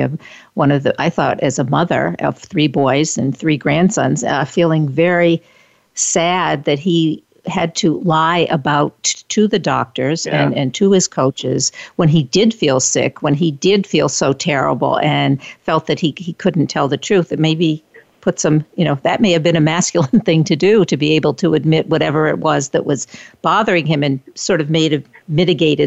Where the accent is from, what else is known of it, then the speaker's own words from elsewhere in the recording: Northeast, United States; I grew up in the Northeast and went to Boston University